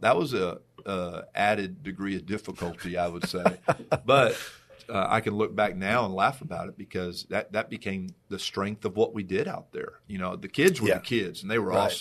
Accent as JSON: {"language": "English", "town": "New Braunfels", "region": "Texas", "country": "United States", "tie": "born or raised there", "said": "I got passed over by both my hometown high schools"}